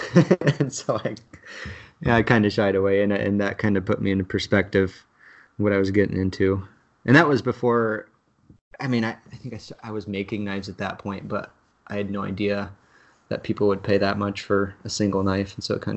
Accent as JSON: {"language": "English", "region": "Michigan / Indiana area", "country": "United States", "tie": "born or raised there", "moved": "yes", "lives_now": "Indiana, United States", "said": "I was born in Michigan, and now I'm about 2.5 hours from where I was born, so I'm kind of in the same area I have been all my life."}